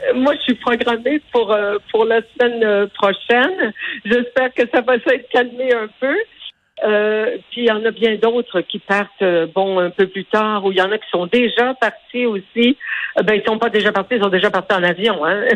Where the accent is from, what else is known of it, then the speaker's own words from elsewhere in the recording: Quebec, Canada; je suis une vraie Québécoise